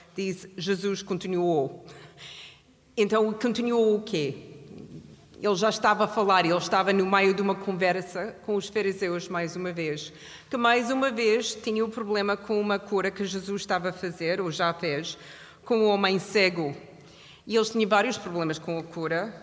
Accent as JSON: {"language": "Portuguese", "country": "Canada", "moved": "yes", "lives_now": "Portugal", "said": "Eu sou do Canadá"}